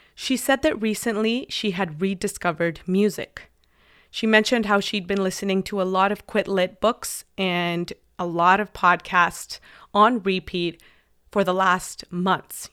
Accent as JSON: {"language": "English", "country": "Mexico", "tie": "born or raised there", "second_language": "English", "moved": "yes", "said": "I went to a full immersion English school in Mexico. All of my classes were taught in English since I was in kindergarten"}